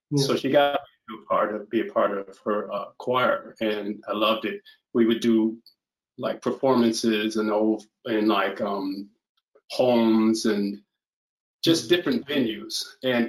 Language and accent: English; Minneapolis, Minnesota, United States; moved away as an adult; also born or lived in Chicago; I moved there from Minneapolis from originally